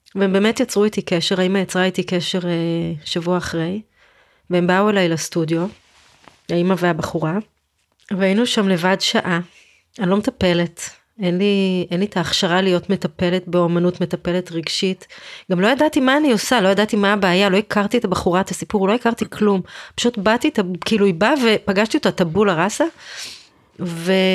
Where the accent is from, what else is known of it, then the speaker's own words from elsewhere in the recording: Israel; אני ישראלית במדינת ישראל